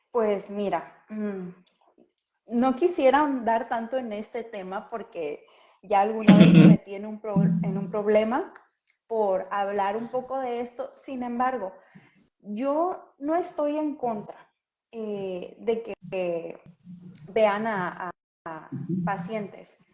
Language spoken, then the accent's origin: Spanish; Acapulco, Guerrero, Mexico; yo soy de Acapulco